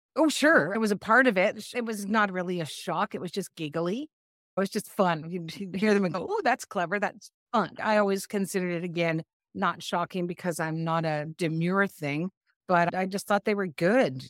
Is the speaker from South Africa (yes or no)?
no; Canada; moved away as an adult; now in Asheville, United States; I'm Canadian